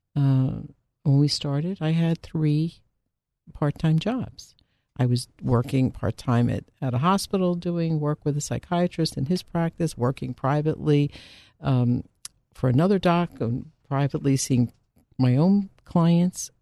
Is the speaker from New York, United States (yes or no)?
no; Philadelphia, Pennsylvania, United States; I also am, uh, born and bred Philadelphia